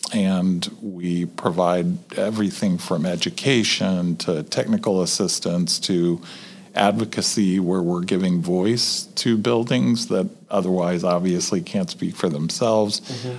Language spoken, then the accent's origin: English; Texas, United States; moved away as an adult; also born or lived in Nebraska / Indiana; now in Indianapolis, United States; I was originally from Texas, but I went to the University of Nebraska to become a historian mm-hmm. and professional historian, and came to Indiana to go to Ball State University.